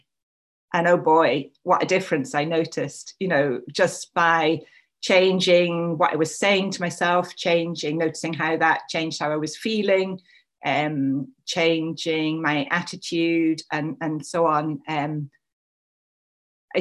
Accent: England, United Kingdom; moved away as an adult; also born or lived in Scotland; I am English.

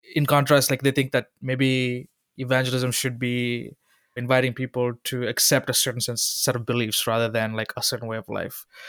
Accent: Sri Lanka; moved away; Growing up in Sri Lanka

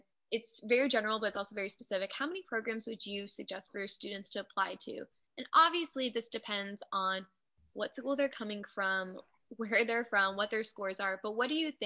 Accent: Florida, United States; I'm from Florida

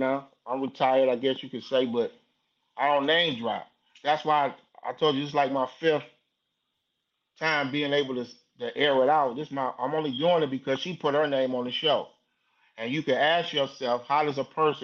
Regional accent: Detroit, Michigan, United States; I'm from Detroit

